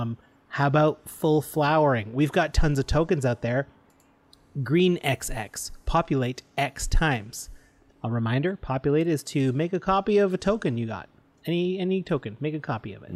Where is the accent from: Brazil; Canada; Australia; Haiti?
Canada; as a Canadian, my French education